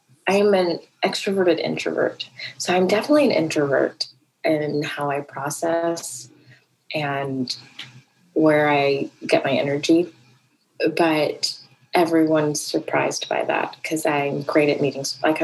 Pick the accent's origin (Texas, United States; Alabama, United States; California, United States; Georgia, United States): Georgia, United States; Atlanta; born there; I was born in Atlanta on the day that the first child went missing in Atlanta.